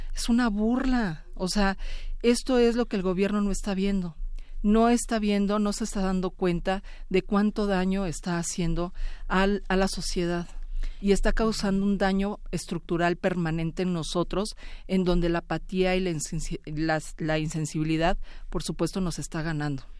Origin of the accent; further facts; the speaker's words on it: Mexico; así somos los mexicanos